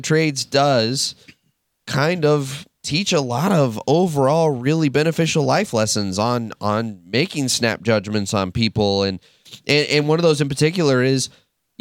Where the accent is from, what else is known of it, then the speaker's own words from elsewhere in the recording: Texas, United States; moved away; I'm originally from Texas, very conservative.